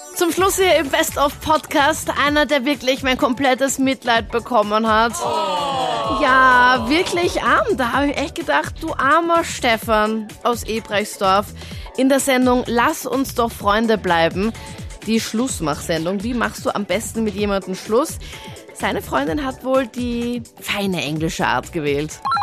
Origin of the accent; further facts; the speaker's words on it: Linz, Upper Austria, Austria; in meiner Heimatstadt in Linz